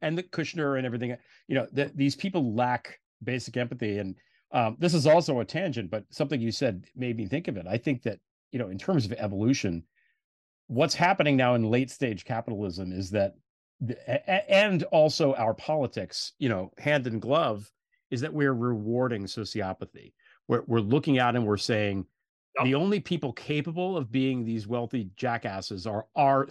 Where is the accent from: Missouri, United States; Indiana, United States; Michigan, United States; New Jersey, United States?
New Jersey, United States; I grew up in New Jersey